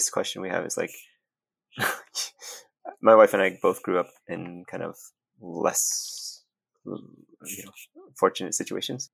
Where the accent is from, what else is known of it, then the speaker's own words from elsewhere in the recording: New York City, New York, United States; moved away as an adult; also born or lived in Vietnam; now in Palo Alto, United States; I grew up in New York City